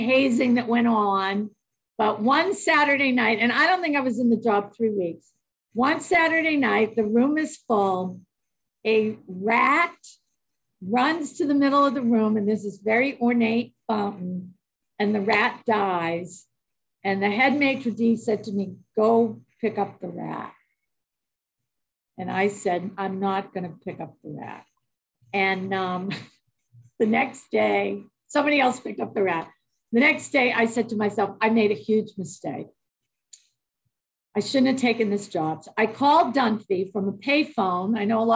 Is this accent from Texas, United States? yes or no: no; Boston, Massachusetts, United States; moved away; I grew up in Boston, Massachusetts